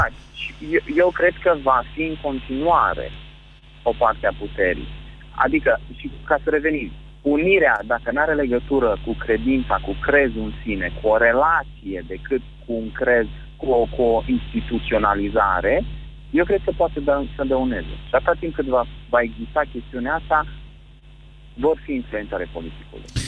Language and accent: Romanian; Transylvania, Romania; sunt ardelean